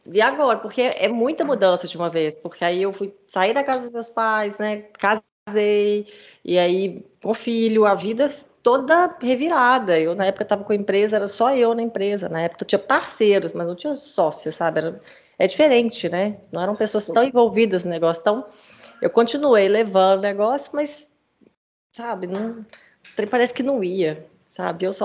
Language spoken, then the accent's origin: Portuguese; São Paulo, Brazil; Sou de São Paulo, sou de São Paulo.